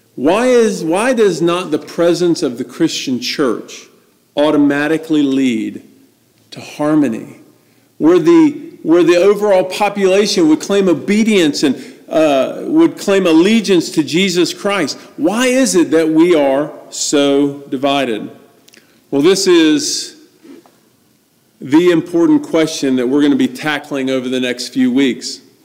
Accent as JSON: {"language": "English", "town": "Atlanta", "region": "Georgia", "country": "United States", "tie": "born or raised there", "said": "I was born in the Deep South in Atlanta, Georgia, born in the Bible Belt"}